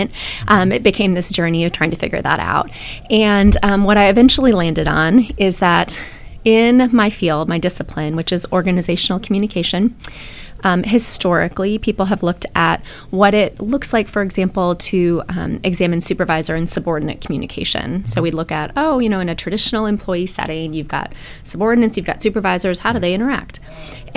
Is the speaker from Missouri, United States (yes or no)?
no; Wisconsin, United States; moved away as an adult; also born or lived in Austin, Texas; now in Athens, Ohio, United States; I am originally from Wisconsin, so big Packer fan, big cheesehead, and lived in Wisconsin all the way through my undergraduate degrees